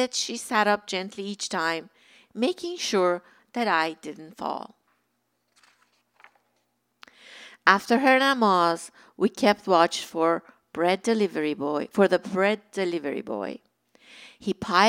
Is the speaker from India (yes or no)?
no; Iran; moved away as an adult; now in Southern California, United States; When I was growing up in Iran, my grandma lived with us.